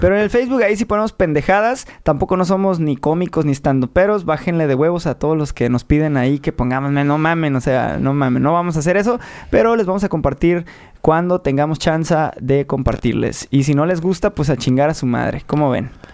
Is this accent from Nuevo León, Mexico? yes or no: no; Tijuana, Baja California, Mexico; en Baja California, nosotros somos de Tijuana, eh, donde empieza la patria